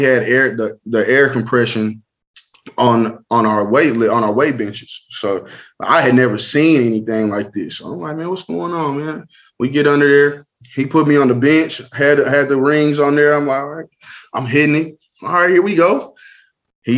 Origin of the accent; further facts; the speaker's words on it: Lawton, Oklahoma, United States; I was from Lawton